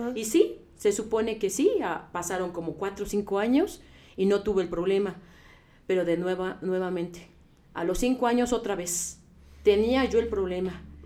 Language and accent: Spanish; Puebla, Mexico; moved away as an adult; yo soy del estado de Puebla y allá el clima es diferente al de aquí. Entonces, eh, yo llegué aquí a los 18 años